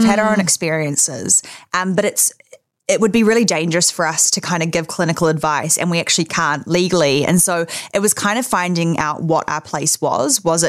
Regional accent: Auckland, New Zealand; moved away as an adult; also born or lived in Los Angeles, United States; I grew up in Auckland, Remuera, with my family, mum, dad, sister, dog. Went to school in Auckland. And then at the age of 18, I moved to Los Angeles.

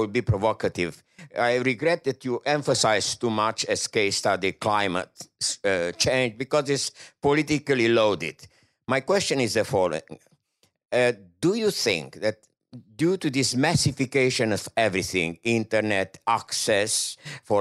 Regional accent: France; I'm from France

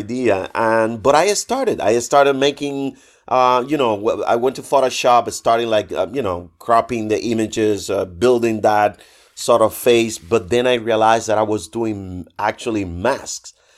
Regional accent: Trinidad, Sancti Spíritus, Cuba; moved away as an adult; also born or lived in Havana / Madrid; I was, uh, an art student back in my hometown in Cuba, in Trinidad

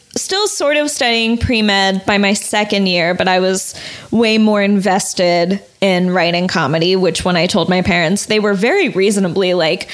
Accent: Kentucky, United States; moved away as an adult; I grew up mainly in Kentucky

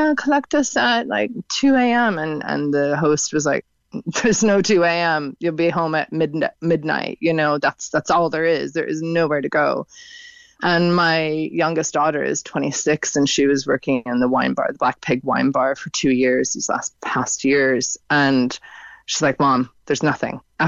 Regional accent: Seattle, Washington, United States; moved away as an adult; also born or lived in Galway, Ireland; now in Kinsale, Ireland; I'm from Seattle originally

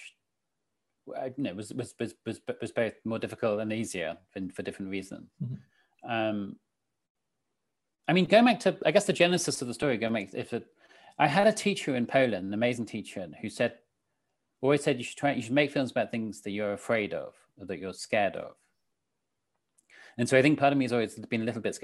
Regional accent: St Albans, East of England, United Kingdom; I grew up in St. Albans in Hertfordshire

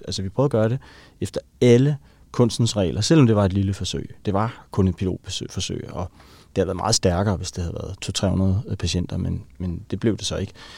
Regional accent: Helsingør, Capital Region of Denmark, Denmark; jeg voksede op i Helsingør

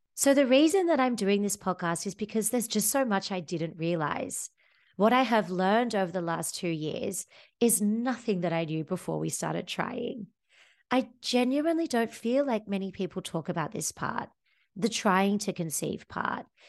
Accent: Sydney, New South Wales, Australia; moved away as an adult; now in Amsterdam, Netherlands; I come from Sydney, Australia. I had a happy childhood under the sun with my friends and family

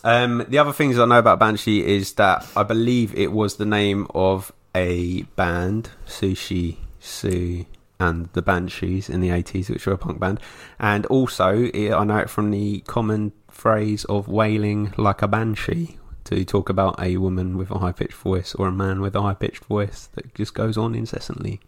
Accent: England, United Kingdom; for me being English

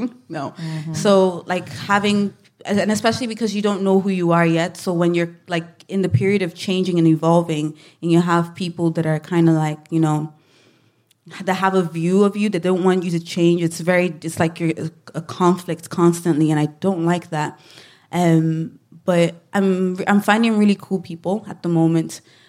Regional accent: Ireland; obviously being Black, being Irish, living in Ireland. I think people don't know how to market me.

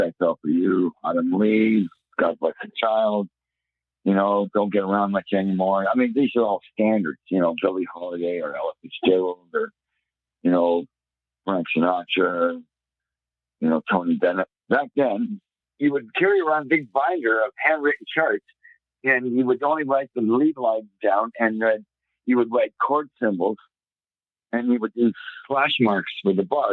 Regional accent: Toronto, Ontario, Canada; I grew up in Toronto

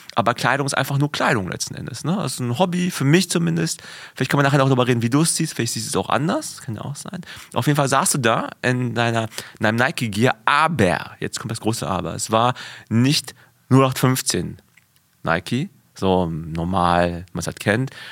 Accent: West Germany, Germany; in einer kleinen äh, Kleinstadt in, in Westdeutschland, wo ich aufgewachsen bin

